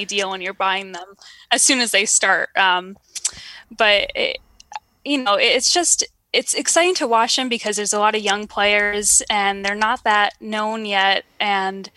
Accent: New York, United States; I'm born and raised in New York

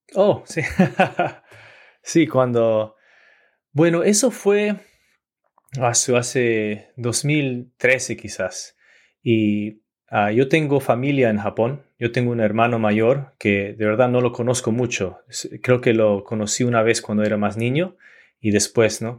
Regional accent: Orange County, Southern California, United States; Yo nací en, en Southern California, en Orange County

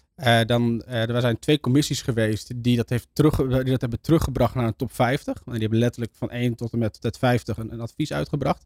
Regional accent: northern Netherlands, Netherlands; ik kom zelf uit Noord-Nederland

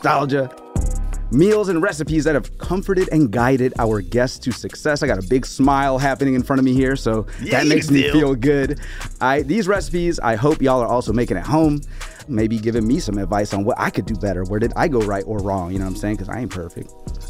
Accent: the South, United States; now in New York, United States; I'm from the South

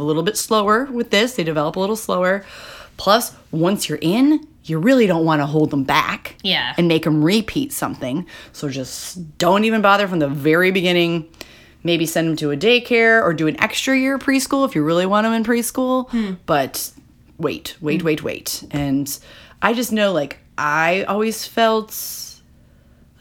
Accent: Illinois, United States; growing up in Illinois

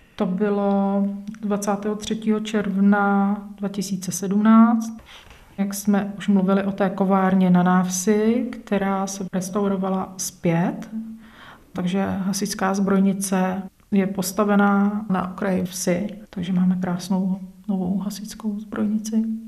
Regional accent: Holašovice, South Bohemian Region, Czechia; Je to moje rodná obec.

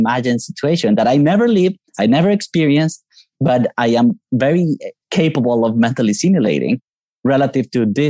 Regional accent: Colombia; moved away as an adult; now in United States; I'm from Colombia, and that's where I grew up until I moved to the States 18 years ago.

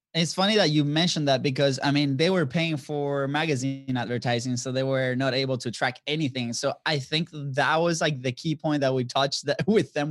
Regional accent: Venezuela; moved away as an adult; also born or lived in Florida; now in United States; we are originally from Venezuela. So, uh, we've been in the States, I've been since two thousand ten, came as a, a student athlete

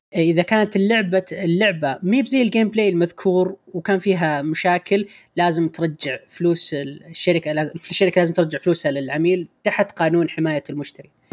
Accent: Riyadh, Riyadh Province, Saudi Arabia; عندنا في الرياض

